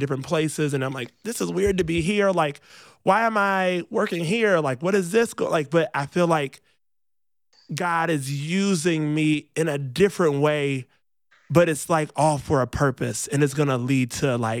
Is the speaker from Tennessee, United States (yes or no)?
no; Rockford, Illinois, United States; moved away; I grew up in Rockford, Illinois